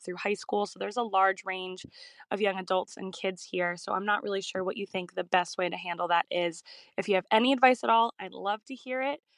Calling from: Philadelphia, Pennsylvania, United States; I'm calling from Philadelphia, Pennsylvania, in the US.

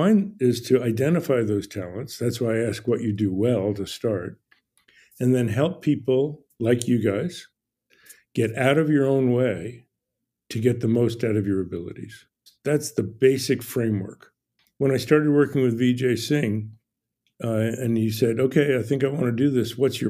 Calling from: Ojai, California, United States; Ojai, California, OJAI.

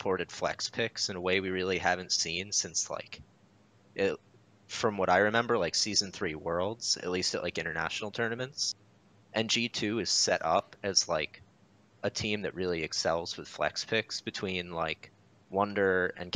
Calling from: Jacksonville, Florida, United States; I'm calling from beautiful Jacksonville, Florida.

